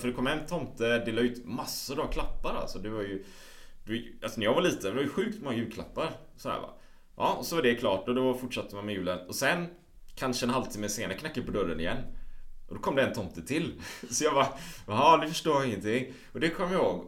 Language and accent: Swedish; Sweden; hemma i Sverige